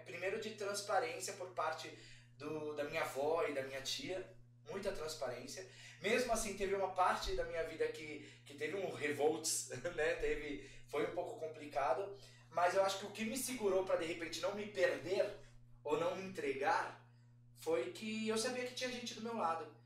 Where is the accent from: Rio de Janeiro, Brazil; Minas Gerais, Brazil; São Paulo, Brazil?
São Paulo, Brazil; Eu sou de São Paulo, Sim. da Zona Leste, eu moro na Moca. É, eu cresci na, no bairro Arthur Alvim